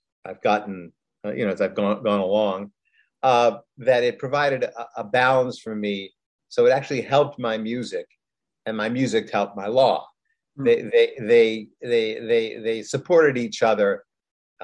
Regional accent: Rochester, New York, United States; being a American guy from Rochester, New York

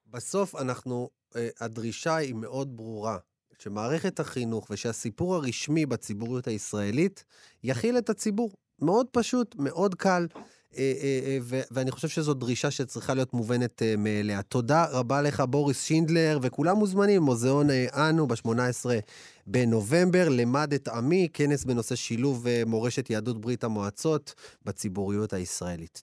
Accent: Ashdod, Southern District, Israel; אני מאשדוד

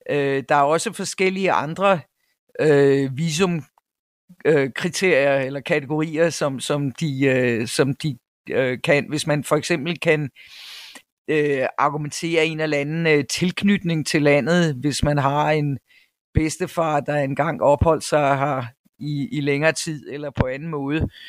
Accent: Denmark; moved away as an adult; now in South Africa; var repræsentant for Danes Worldwide i, i, øh, i min provins i, i KwaZulu-Natal i nogle år. Øh, men vi er så få danskere i den her provins

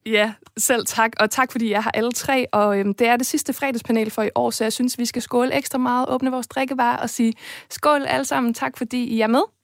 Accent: Viborg, Central Denmark Region, Denmark; en by, der har blomstret på kulturområdet i år, og som også er min fødeby

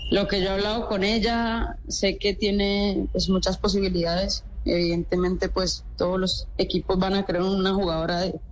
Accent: Lorica, Córdoba, Colombia; en nuestro departamento y en, y en mi pueblo

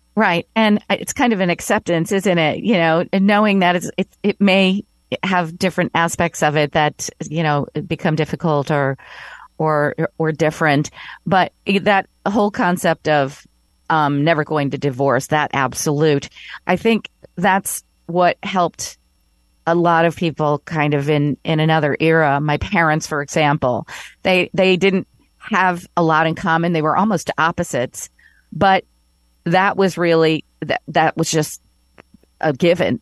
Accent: Elkhart, Indiana, United States; moved away as an adult; also born or lived in Connecticut / New York; move back to my hometown in Elkhart, Indiana to be closer to my parents

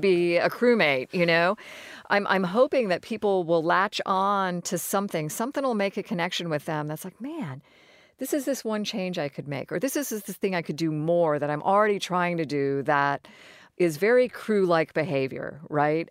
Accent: Florida, United States; I grew up in Florida. I considered Florida my home.

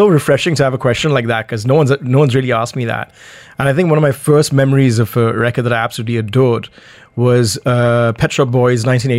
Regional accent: Goa, India; now in Dubai, United Arab Emirates; I'm from Goa originally, yeah. Right? So growing up in Goa

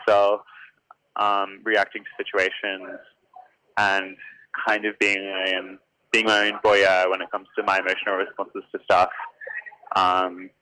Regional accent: Adelaide, South Australia, Australia; moved away as an adult; now in Sydney, Australia; I'm from Adelaide, but I live in Sydney at the moment. And I lived in Adelaide until I was about 23

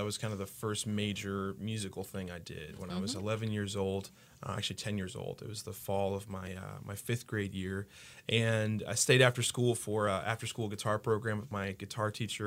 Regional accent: Haverhill, Massachusetts, United States; also born or lived in Newton, Massachusetts; now in Kalamazoo, United States; I was born and raised in Massachusetts. So I was born in Newton, Mass.

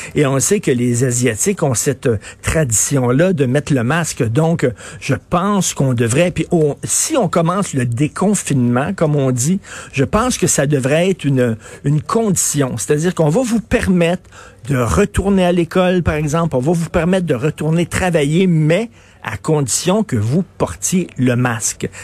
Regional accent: Canada; je suis canadien

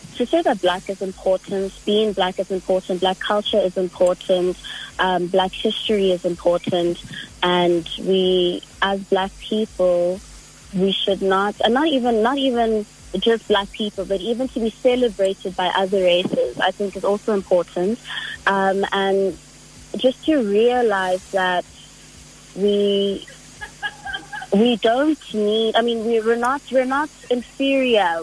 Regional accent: Johannesburg, Gauteng, South Africa; I was born and raised in Joburg.

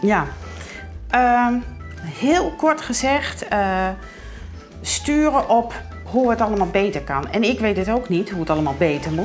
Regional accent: Heeg, Friesland, Netherlands; ik kom uit Paling City

